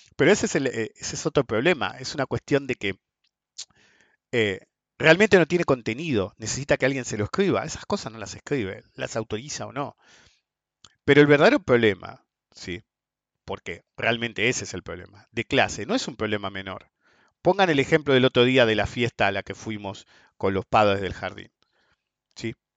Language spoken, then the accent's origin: Spanish; Argentina; un argentino del mal